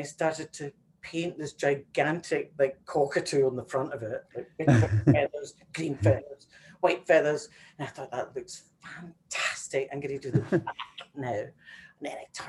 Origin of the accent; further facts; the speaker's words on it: Glasgow, Scotland, United Kingdom; moved away; also born or lived in New York; growing up in Glasgow in a tenement